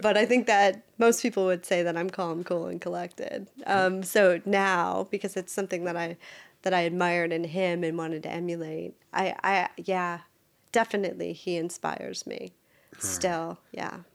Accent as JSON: {"language": "English", "region": "Wisconsin", "country": "United States", "tie": "born or raised there", "moved": "as an adult", "lives_now": "Maryland, United States", "said": "I was born and raised in Wisconsin, but I have lived in Maryland half of my life."}